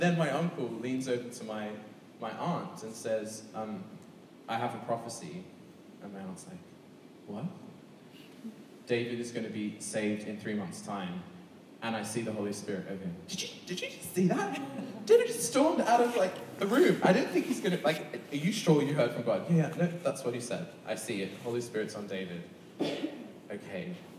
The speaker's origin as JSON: {"language": "English", "town": "Sydney", "region": "New South Wales", "country": "Australia", "tie": "born or raised there", "moved": "yes", "said": "I come obviously from Sydney, Australia, which is the second, which has the second largest gay and lesbian population. So when I was growing up, I was in a conservative Church of England boys' school"}